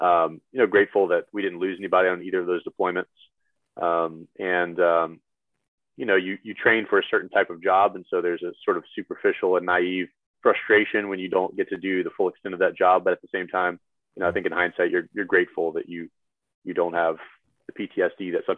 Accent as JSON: {"language": "English", "region": "Louisiana", "country": "United States", "said": "I tell them I'm from Louisiana. And I don't have a good answer for that other than I just never picked it up."}